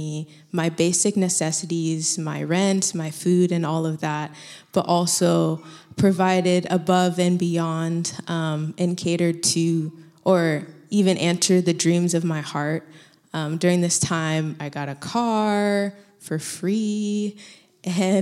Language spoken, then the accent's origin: English; Florida, United States; moved away as an adult; also born or lived in Colorado / Thailand; now in California, United States; I'm from Florida. I come from a Haitian immigrant family.